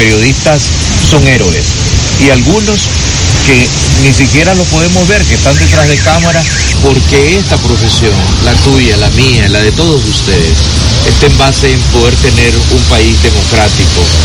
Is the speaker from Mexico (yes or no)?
no; Nicaragua; los nicaragüenses